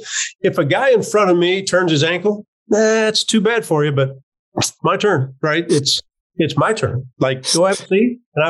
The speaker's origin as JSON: {"language": "English", "region": "Midwest", "country": "United States", "said": "And I'm a kid from the Midwest."}